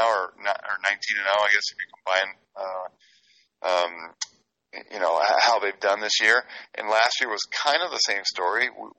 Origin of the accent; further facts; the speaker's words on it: Los Angeles, California, United States; moved away; but I grew up in Los Angeles